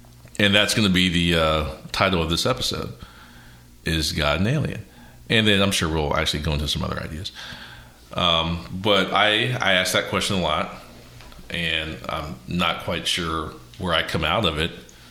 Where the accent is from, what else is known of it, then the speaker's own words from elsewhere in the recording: Columbus, Ohio, United States; I went to World Harvest Church growing up in Columbus, Ohio